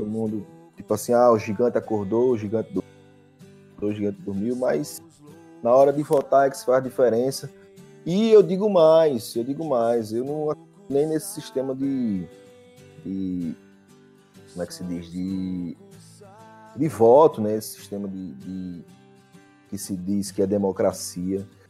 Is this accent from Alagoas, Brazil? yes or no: yes; Arapiraca, Alagoas, Brazil; moved away as an adult; eu saí de Arapiraca com 27 anos